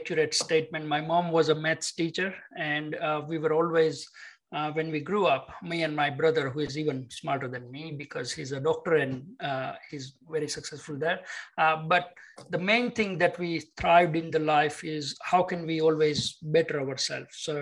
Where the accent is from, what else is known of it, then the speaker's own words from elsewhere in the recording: India; moved away as an adult; now in Sydney, Australia; I grew up in India as typical immigrant. I came as my further studies. I studied here in University of Technology, Sydney